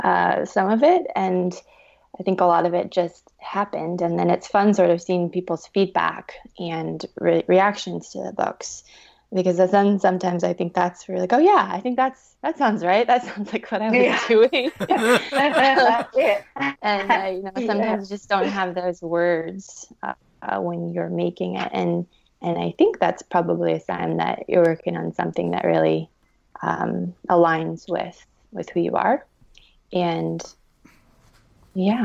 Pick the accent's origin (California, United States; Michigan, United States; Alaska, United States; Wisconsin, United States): Alaska, United States; Southeast; I'm from Southeast Alaska. I've grown up on the beaches and in the rainforest